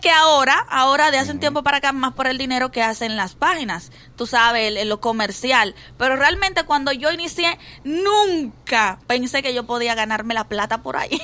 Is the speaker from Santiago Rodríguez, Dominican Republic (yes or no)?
no; Santo Domingo, Distrito Nacional, Dominican Republic; moved away as an adult; Yo vengo de La Puya, parte atrás.